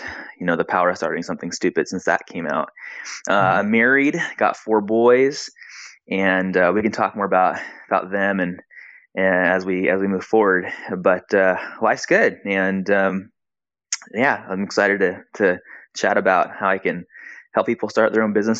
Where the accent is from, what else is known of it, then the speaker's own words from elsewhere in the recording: San Diego, California, United States; also born or lived in Brazil / Hawaii; now in Arizona, United States; I grew up in San Diego